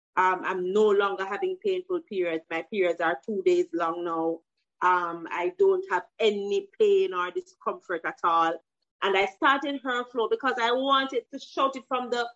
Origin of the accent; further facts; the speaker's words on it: Jeffreytown, Saint Mary, Jamaica; I grew up in Jeffreytown, St. Mary.